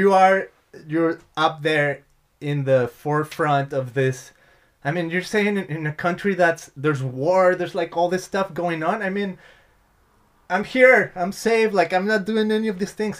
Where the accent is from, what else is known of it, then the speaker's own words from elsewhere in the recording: Mexico; moved away; I come from Mexico